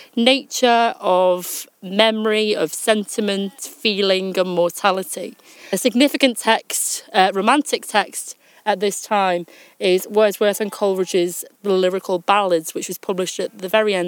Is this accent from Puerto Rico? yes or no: no; Liverpool, North West England, United Kingdom; I'm actually from Liverpool. That's where I sort of live at the moment